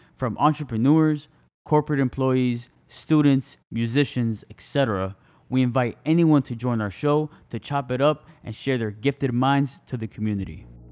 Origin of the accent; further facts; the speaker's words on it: Miami, Florida, United States; moved away as an adult; now in Fort Myers, United States; I'm from Miami, Florida. I've been living here for five years